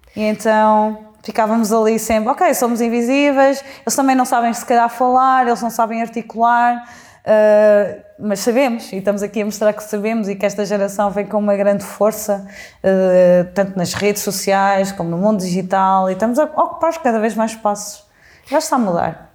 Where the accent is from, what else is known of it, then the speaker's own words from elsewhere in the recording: Mangualde, Viseu, Portugal; moved away as an adult; also born or lived in Coimbra; now in Lisbon, Portugal; eu cresci em Mangualde